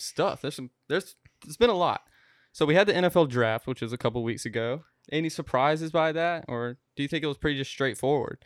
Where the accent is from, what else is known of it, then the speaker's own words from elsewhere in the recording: North Carolina, United States; we are from North Carolina